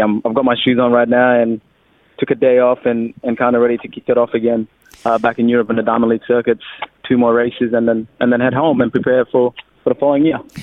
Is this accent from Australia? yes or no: yes; Australia; accent: Australian; also born or lived in Sudan